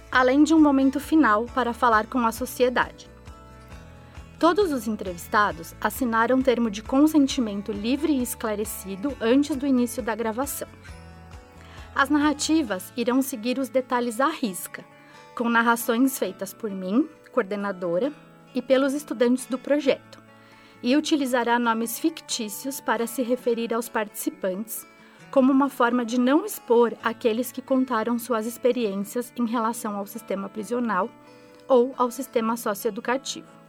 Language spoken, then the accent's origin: Portuguese; Campinas, São Paulo, Brazil; nasci em Campinas, onde também moro atualmente